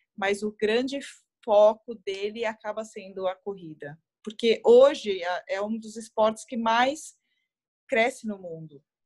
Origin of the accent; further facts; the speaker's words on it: Guarulhos, São Paulo, Brazil; now in São Paulo, Brazil; sou natural de Guarulhos, mas hoje eu moro em, em São Paulo